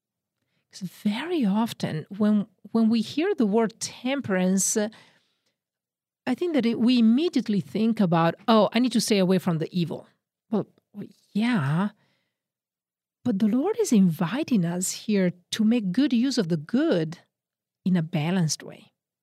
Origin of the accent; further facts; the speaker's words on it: northern Italy, Italy; accent: Northern Italian; English is a second language; I said that my accent is from Oregon. No, it's actually from Northern Italy.